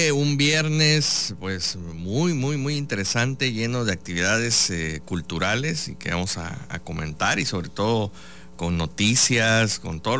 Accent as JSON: {"language": "Spanish", "region": "Veracruz", "country": "Mexico", "said": "esta forma de visualizarnos como mexicanos, como veracruzanos"}